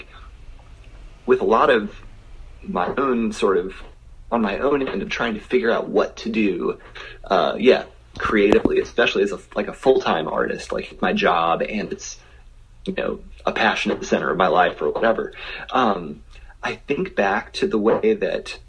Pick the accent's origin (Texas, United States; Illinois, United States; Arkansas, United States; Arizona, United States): Arkansas, United States; Little Rock; also born or lived in Kansas City, Missouri; I'm from Little Rock